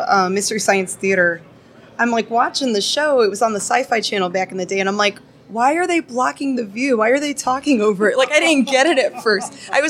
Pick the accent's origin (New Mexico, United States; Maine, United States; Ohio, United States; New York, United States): Ohio, United States; Cleveland; we grew up in Cleveland, Ohio